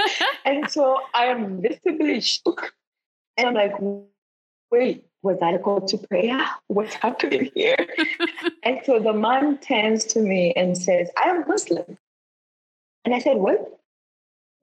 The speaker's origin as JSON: {"language": "English", "country": "Ghana", "said": "I'm from Ghana"}